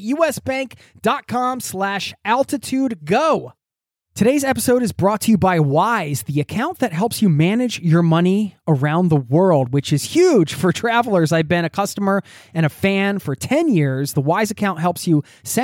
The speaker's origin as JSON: {"language": "English", "town": "Philadelphia", "region": "Pennsylvania", "country": "United States", "tie": "born or raised there", "moved": "as an adult", "lives_now": "Norway", "said": "my hometown"}